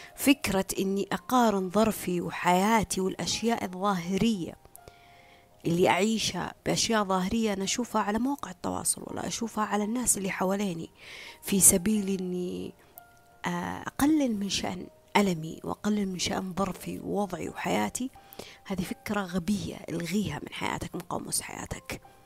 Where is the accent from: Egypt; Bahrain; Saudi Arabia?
Saudi Arabia; هنا عندنا في السعودية